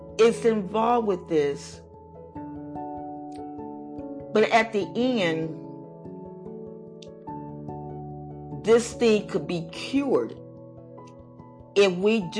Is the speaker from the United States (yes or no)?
yes; United States; we are Americans